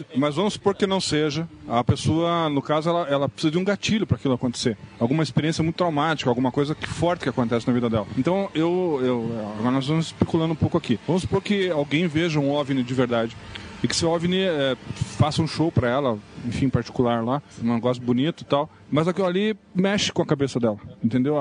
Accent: Curitiba, Paraná, Brazil; eu que sou aqui do Curitiba

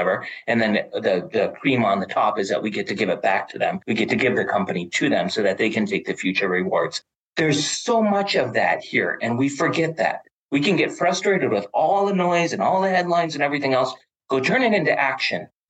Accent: Duluth, Minnesota, United States; also born or lived in North Dakota; I was born in North Dakota, grew up in Duluth, Minnesota

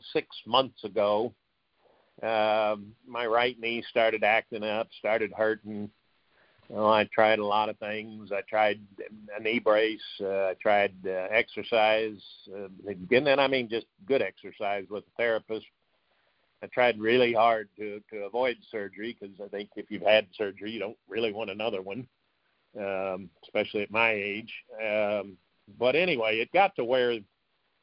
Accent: Tulsa, Oklahoma, United States; also born or lived in South Bend, Indiana; I grew up in Tulsa

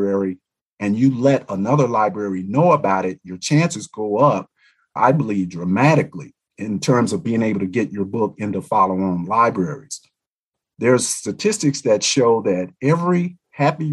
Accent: Little Rock, Arkansas, United States; also born or lived in Montgomery, Alabama; I grew up in Little Rock, Arkansas, and Montgomery, Alabama, which I view as two of the leading civil rights hotbeds here in America.

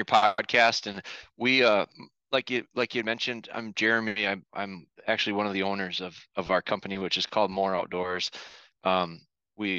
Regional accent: northern Wisconsin, United States; I was born and raised here in Wisconsin, northern Wisconsin, and now we're located kind of in central Wisconsin

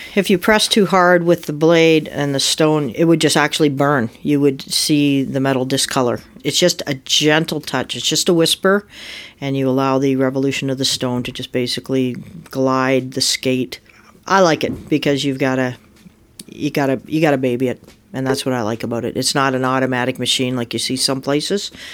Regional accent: Muskoka, Ontario, Canada; I was born and raised up in Muskoka

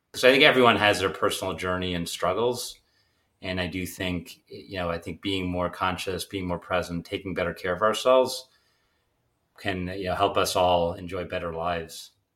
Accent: Pittsburgh, Pennsylvania, United States; also born or lived in Germany; I was born in Germany, and, uh, but my father, he was building pump company called Able Pumps, and, uh, but he decided he wanted to open a subsidiary in the U S, so he moved us all to Pittsburgh, which obviously was a big personal risk for him, but I really grew up then

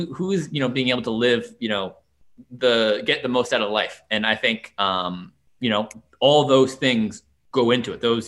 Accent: New York, United States; now in Washington, D.C., United States; I'm from New York originally

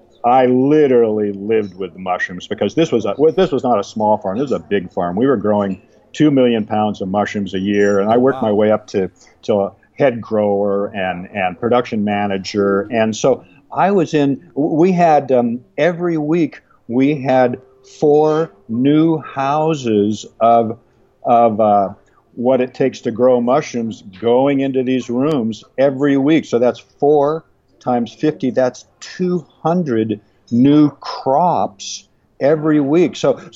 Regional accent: Pacific Northwest, United States; Well, I was born and raised in the Pacific Northwest, and we're evergreen there.

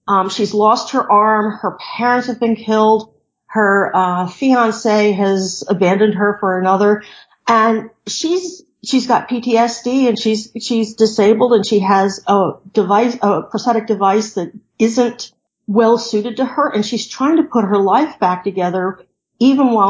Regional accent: D.C., District of Columbia, United States; I grew up near Washington, D.C.

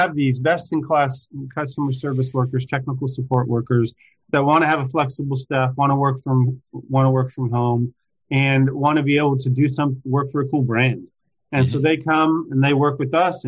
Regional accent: Cleveland, Texas, United States; moved away as an adult; also born or lived in Seattle / London / Boston / San Francisco; I grew up in a small town in Texas, Cleveland, Texas, about 7,000 individuals there.

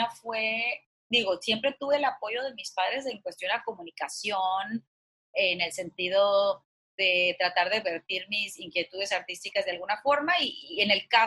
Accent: northern Mexico, Mexico; soy una norteña de, de, de familia conservadora, de clase media

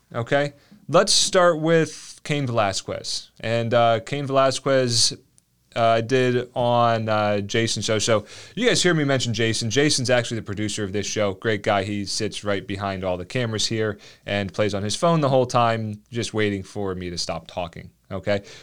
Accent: New Jersey, United States; moved away; I grew up in New Jersey, so I suppose I can say that. Um, I would, I have no ambition to go back there. Let's put it like that. But it was South Jersey

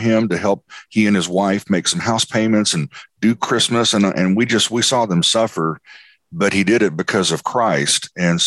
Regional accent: Texas, United States; moved away as an adult; now in Tennessee, United States; my move to Tennessee about 12 years ago, transitioning from my home state of Texas to Tennessee

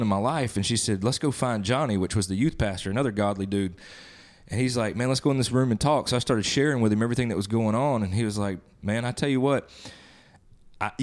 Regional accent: Northeast Mississippi, United States; moved away as an adult; also born or lived in Nashville, Tennessee; now in Jonesboro, United States; I was born and raised in Northeast Mississippi, ended up in Nashville for a time, and then over here to the flatlands over here in the Delta of Jonesboro

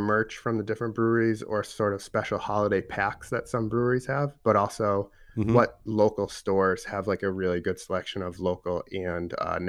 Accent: Boston, Massachusetts, United States; now in Columbus, United States; I moved to Columbus a few years ago and have been digging deep into the beer scene because I came from Boston

